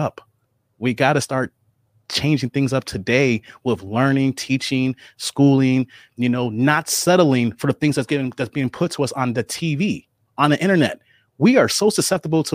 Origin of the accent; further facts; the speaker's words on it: Bolingbrook, Illinois, United States; I grew up in Bolingbrook.